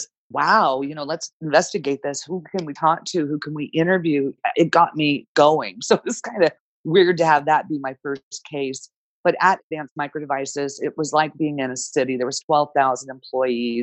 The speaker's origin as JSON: {"language": "English", "town": "Danville", "region": "California", "country": "United States", "tie": "born or raised there", "lives_now": "San Jose, United States", "said": "I grew up in Danville, which is about an hour from San Jose, which is where I'm currently located."}